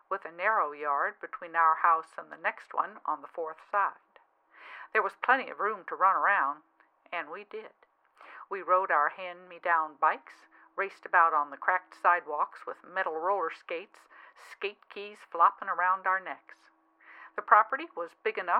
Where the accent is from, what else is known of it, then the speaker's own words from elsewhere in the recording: Baton Rouge, Louisiana, United States; I was born in Baton Rouge, Louisiana in 1949